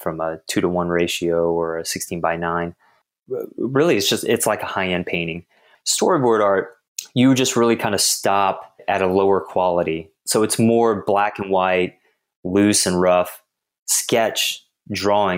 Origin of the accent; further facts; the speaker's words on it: Houston, Texas, United States; born and raised in Texas, grew up in Houston specifically